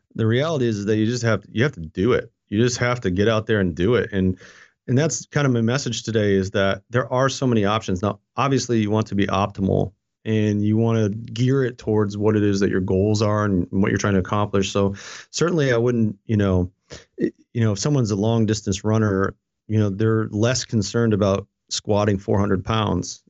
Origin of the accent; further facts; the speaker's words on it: upstate New York, United States; now in Fredericksburg, United States; I grew up in a very, very small town, and it was a mill town